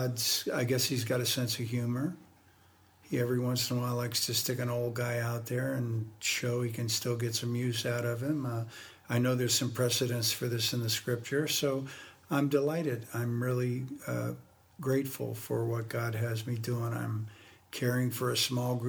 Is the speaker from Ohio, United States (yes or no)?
yes; Cleveland, Ohio, United States; moved away as an adult; now in New Jersey, United States; I was born in Cleveland, Ohio